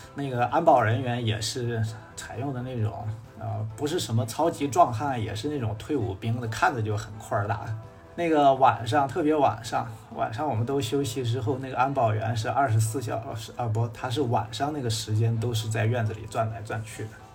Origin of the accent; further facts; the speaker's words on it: northern China, China; 我是北方人